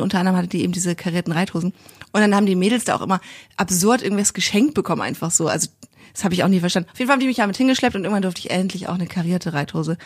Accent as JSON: {"language": "German", "town": "Kiel", "region": "Schleswig-Holstein", "country": "Germany", "said": "Ich komme ja auch aus Kiel"}